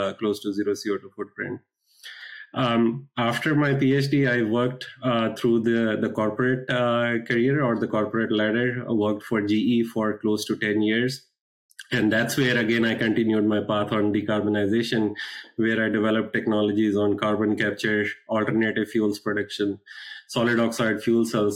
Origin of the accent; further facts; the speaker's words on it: India; moved away as an adult; now in United States; I was born and brought up in India.